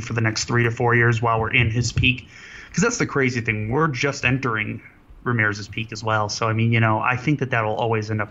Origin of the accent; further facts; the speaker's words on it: Cleveland, Ohio, United States; I'm from Cleveland